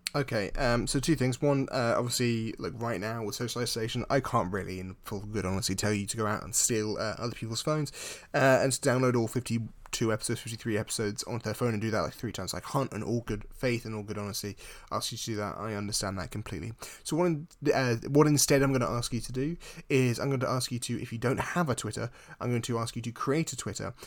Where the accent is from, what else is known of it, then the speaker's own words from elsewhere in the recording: United Kingdom; as a British person